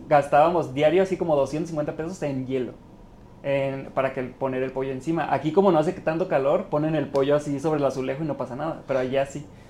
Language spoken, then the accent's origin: Spanish; Los Mochis, Sinaloa, Mexico; moved away as an adult; now in Mexico City, Mexico; Orgullosamente de los mochis